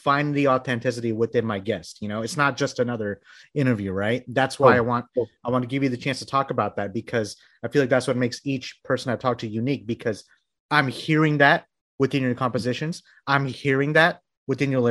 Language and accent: English; Bangladesh; now in United States; I'm from Bangladesh, by the way. So I moved here into the States in like the early 90s